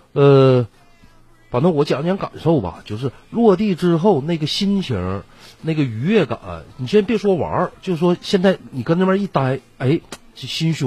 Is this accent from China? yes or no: yes; Northeast China, China; 这个傣味啊，呃，也非常符合我们东北的口味。